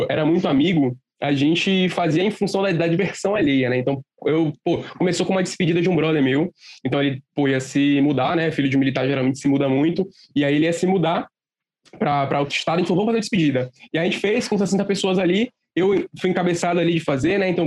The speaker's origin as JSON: {"language": "Portuguese", "town": "Fortaleza", "region": "Ceará", "country": "Brazil", "tie": "born there", "said": "Eu, na real, eu sou de... eu nasci em Fortaleza, né? Nasci ali cedo, então eu vou todo ano."}